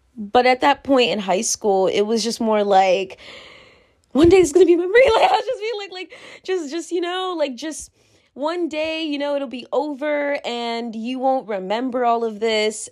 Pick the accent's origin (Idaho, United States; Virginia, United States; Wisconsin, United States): Virginia, United States; born or raised there; moved away as an adult; now in New York, United States